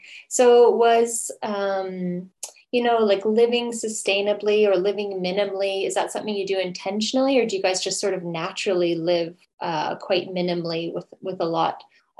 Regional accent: Canada; now in Sweden; I'm originally from Canada, and I live in Sweden with my husband, four cats

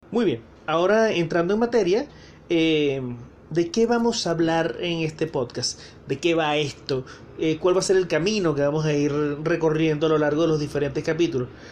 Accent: Venezuela; now in Santiago, Chile; soy venezolano

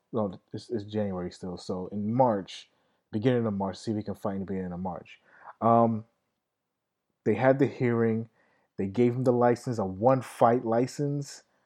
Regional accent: United States; I'm American, all right? I'm not Brazilian

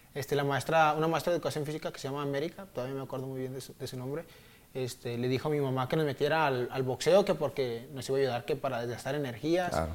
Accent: Zapopan, Jalisco, Mexico; soy de Zapopan, de una colonia que le dicen La Chori, Jardines de, Nuevo México

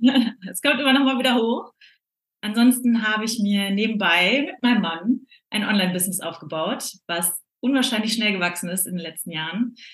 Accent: North Rhine-Westphalia, Germany; Und ich bin groß geworden im Ruhrgebiet, bin da aufgewachsen

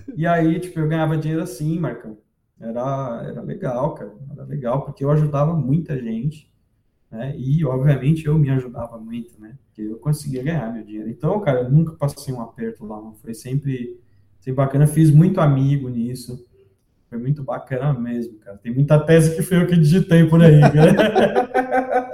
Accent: Santos, São Paulo, Brazil; moved away as an adult; also born or lived in Rio Claro; eu nasci em Santos e morei em Santos até eu, eu ir para a faculdade de geologia.

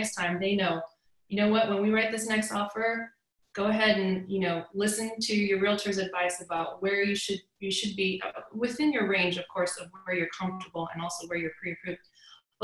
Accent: East Cobb, Georgia, United States; now in Woodstock, United States; I grew up in East Cobb, but I live in Woodstock now

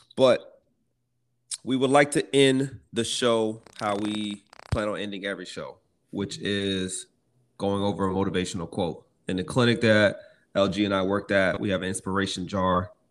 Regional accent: Lonoke, Arkansas, United States; I grew up in Arkansas in a little small place called Lonoke.

